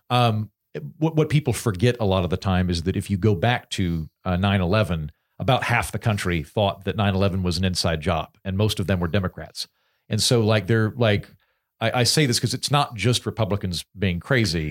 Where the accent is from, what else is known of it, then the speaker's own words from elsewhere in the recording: United States; being an American